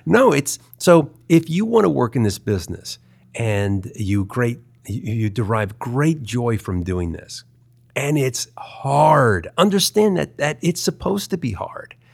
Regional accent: Baltimore, Maryland, United States; moved away; also born or lived in Culver City, California; I grew up in Baltimore, Maryland.

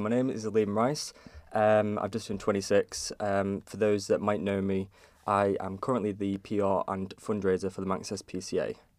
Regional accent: Kirk Michael, Isle of Man; I grew up in Kirkmichael, and I'm s, that's where I currently am now

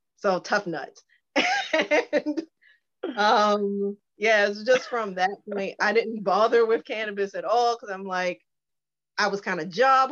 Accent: Baltimore, Maryland, United States; I was born, raised in Baltimore

